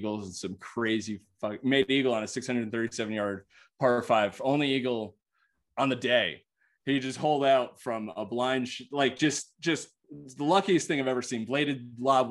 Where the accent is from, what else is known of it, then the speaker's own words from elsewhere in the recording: East Coast, United States; now in Denver, United States; I'm from the East Coast